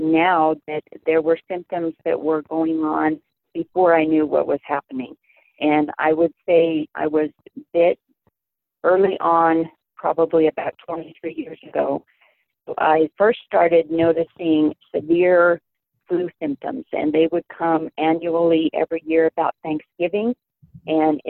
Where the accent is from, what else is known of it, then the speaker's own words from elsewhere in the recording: Colorado, United States; moved away as an adult; now in Southern California, United States; I am originally a Colorado mountain girl